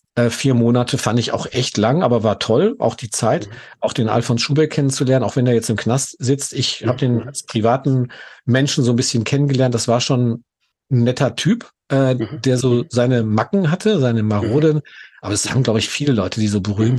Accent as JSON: {"language": "German", "town": "Gelsenkirchen", "region": "North Rhine-Westphalia", "country": "Germany", "tie": "born or raised there", "said": "Ich bin in Gelsenkirchen geboren, im Ruhrgebiet"}